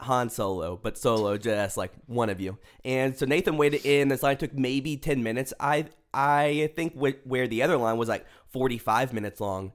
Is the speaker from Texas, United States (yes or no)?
yes; Pearland, Texas, United States; now in Dallas, United States; my hometown, which I guess is like a small town ish. There's like the old part of Pearland